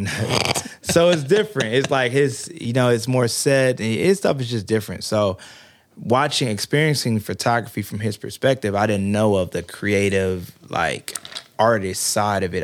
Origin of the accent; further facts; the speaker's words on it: Prince George's County, Maryland, United States; moved away as an adult; now in Atlanta, United States; I'm from PG County, Maryland, originally